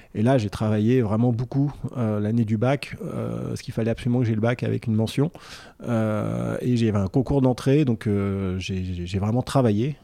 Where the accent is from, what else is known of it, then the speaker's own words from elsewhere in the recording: Vierzon, Centre-Val de Loire, France; also born or lived in Paris / Neuilly-sur-Seine; Vierzon, c'est euh, la ville de mon enfance